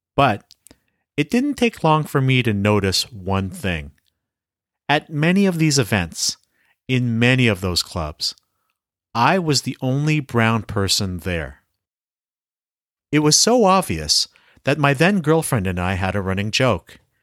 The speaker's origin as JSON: {"language": "English", "country": "Canada", "said": "As a Filipino-Canadian curling coach"}